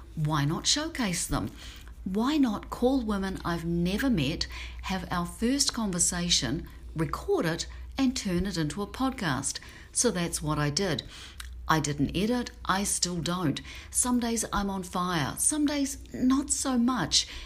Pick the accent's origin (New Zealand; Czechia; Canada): New Zealand; now in Seattle, United States; I'm a Kiwi living in Seattle